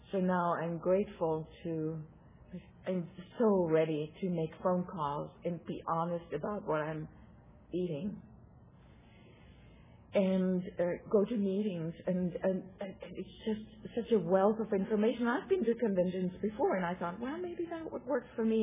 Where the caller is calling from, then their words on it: Santa Rosa, California, United States; I'm a compulsive overeater. And I'm coming here from Santa Rosa, California.